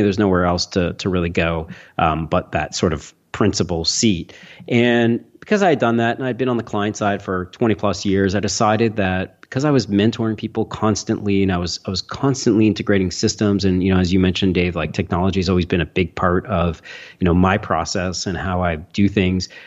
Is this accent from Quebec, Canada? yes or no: no; Toronto, Ontario, Canada; I'm from Toronto, Canada